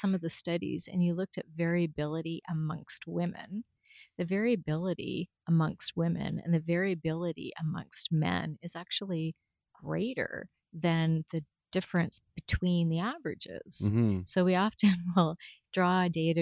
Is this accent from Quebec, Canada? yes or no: no; London, Ontario, Canada; I was born in London. I love London, although I have to say I never really would have thought I'd still be here